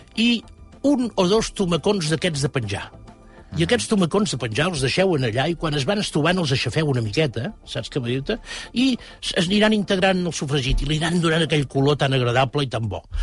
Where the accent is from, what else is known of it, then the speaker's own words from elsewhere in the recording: Catalonia, Spain; com a catalans tenim